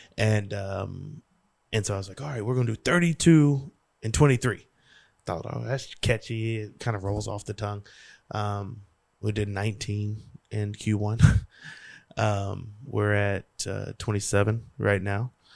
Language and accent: English; Louisiana, United States; I'm from Louisiana, girl.